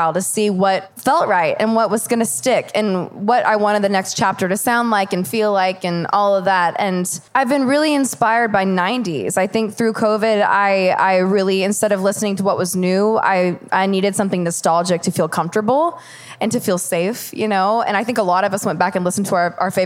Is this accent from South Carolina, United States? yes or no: no; Knoxville, Tennessee, United States; I remember being in Knoxville as a kid